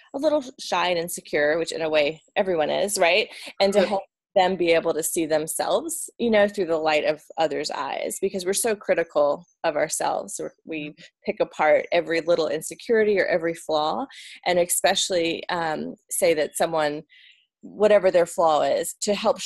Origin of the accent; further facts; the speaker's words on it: Atlanta, Georgia, United States; moved away as an adult; now in Northern Virginia, United States; So we're originally from Atlanta, Georgia, and then we live in Northern Virginia outside of DC